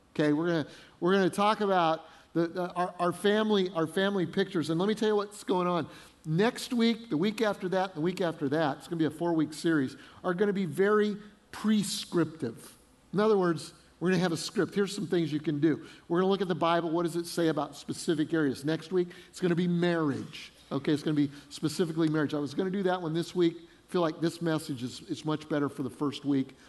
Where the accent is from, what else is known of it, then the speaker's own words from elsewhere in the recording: Denver, Colorado, United States; moved away as an adult; also born or lived in Fort Collins, Colorado / Freeport, Illinois; now in South Carolina, United States; I grew up in Denver